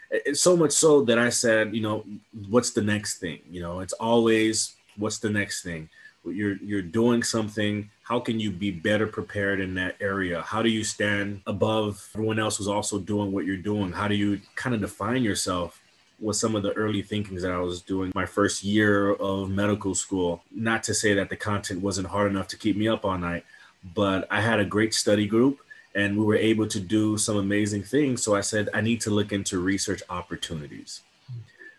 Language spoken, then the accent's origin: English; Miami, Florida, United States; I'm born and raised in Miami, Florida.